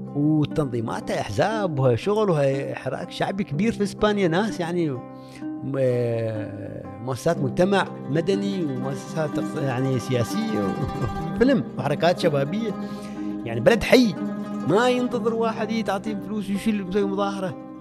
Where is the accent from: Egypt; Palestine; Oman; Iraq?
Oman; moved away as an adult; also born or lived in Spain; سالني انت من وين قلت لهم من عمان